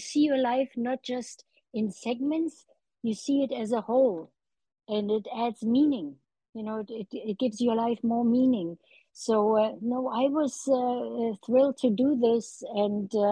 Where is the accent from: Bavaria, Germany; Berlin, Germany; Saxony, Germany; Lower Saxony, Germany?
Berlin, Germany; now in United States; When 1948, when I was 5 years old, and we were hungry, you know, we needed food. And I watched my city divided into four sectors